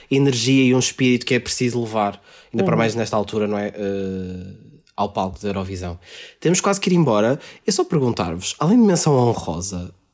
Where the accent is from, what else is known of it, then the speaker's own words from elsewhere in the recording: Cyprus; Eu e o Malheiro nascemos, nascidos e criados no, no Chipre.